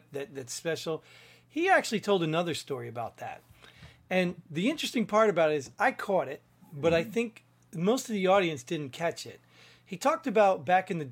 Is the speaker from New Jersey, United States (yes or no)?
yes; New Jersey, United States; I grew up in Jersey, and most of my friends were black